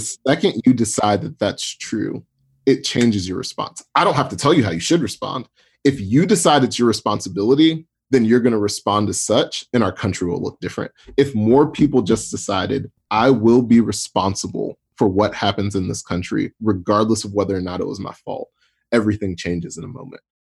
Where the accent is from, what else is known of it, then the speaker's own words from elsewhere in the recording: Atlanta, Georgia, United States; I grew up in Atlanta